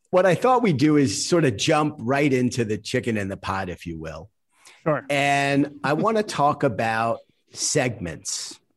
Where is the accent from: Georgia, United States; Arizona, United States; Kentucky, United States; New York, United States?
New York, United States; New York City; I grew up, my family's from Brooklyn. I grew up in Queens, and I worked in a kosher deli in my teen years, the Windsor Park Deli in Bayside